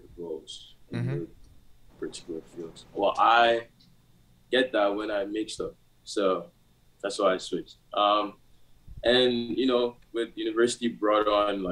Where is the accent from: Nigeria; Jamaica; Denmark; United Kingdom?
Nigeria; now in Canada; I'm Nigerian and I live in Canada, I wasn't born here